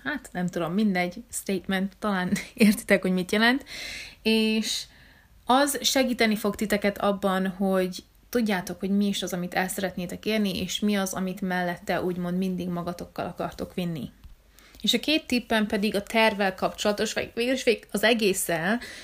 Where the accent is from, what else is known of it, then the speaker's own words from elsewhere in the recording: Hungary; én magyar vagyok